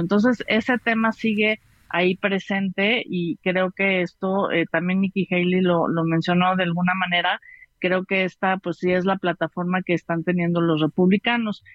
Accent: Mexico

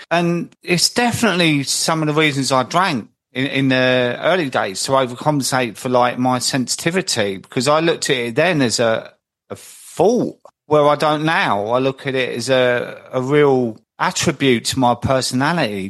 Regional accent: London, United Kingdom; moved away as an adult; also born or lived in Croydon; now in Midlands, United Kingdom; I'm in the Midlands now. I've always lived in South London, but I'm up in the Midlands now

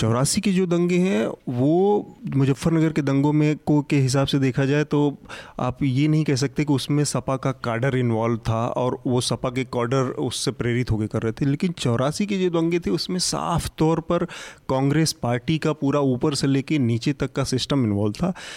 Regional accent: Azamgarh, Uttar Pradesh, India; मैं खुद आजमगढ़ का मूल निवासी हूँ

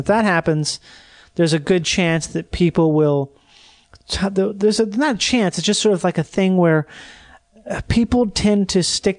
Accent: England, United Kingdom; I'm an Englishman. Wouldn't be great if I had a whole podcast just trying to reinvent hatred toward the Irish like 100 years after the fact.

